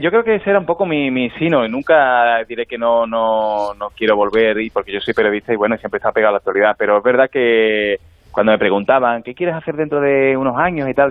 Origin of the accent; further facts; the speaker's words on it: Alcalá, Spain; yo en mi pueblo, en, Alcalá